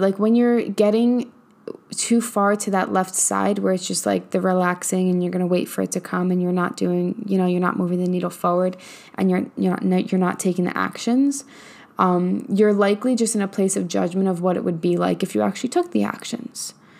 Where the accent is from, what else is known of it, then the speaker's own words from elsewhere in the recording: New York, United States; now in Texas, United States; I'm from New York where, like, and I currently live in Texas